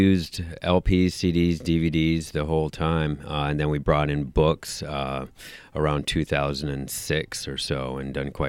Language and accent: English; Minneapolis, Minnesota, United States; moved away as an adult; also born or lived in Milwaukee, Wisconsin; I grew up in Minneapolis, worked at a record store in Minneapolis